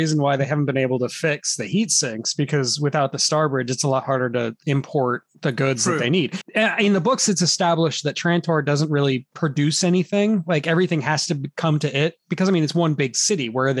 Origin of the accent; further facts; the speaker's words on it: United States; Because I'm American.